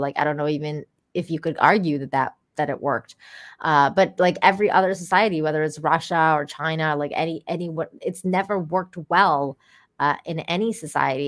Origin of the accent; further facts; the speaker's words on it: Iran; moved away; I grew up in Iran